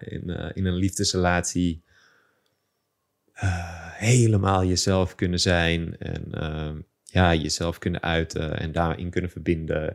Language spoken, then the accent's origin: Dutch; Amsterdam, North Holland, Netherlands; geboren en getogen in Amsterdam